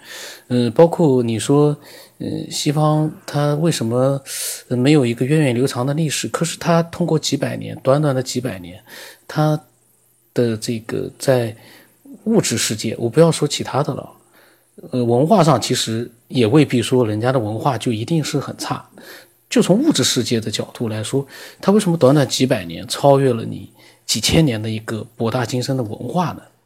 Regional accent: China; 我们中国人自己也搞不明白啊。

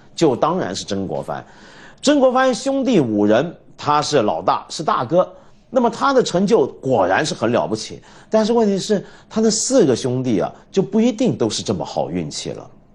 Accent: China; 我们中国人

